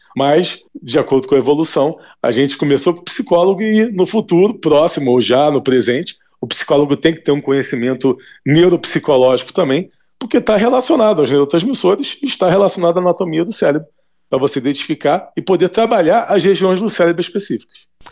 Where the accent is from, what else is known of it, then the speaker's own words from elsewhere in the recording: Brazil; 41 anos de idade, nasci no Brasil